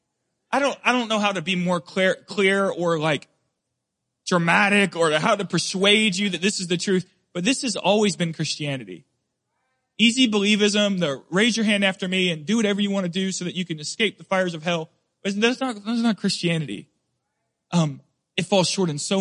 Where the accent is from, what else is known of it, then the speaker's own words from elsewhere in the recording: Deep South, United States; I grew up in the Deep South.